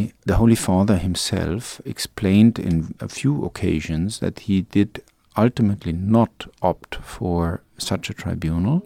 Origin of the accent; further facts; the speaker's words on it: Germany; now in Rome, Italy; I'm a Jesuit from Germany